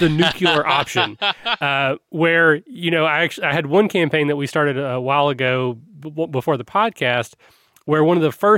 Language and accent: English; Kentucky, United States; I'm from Kentucky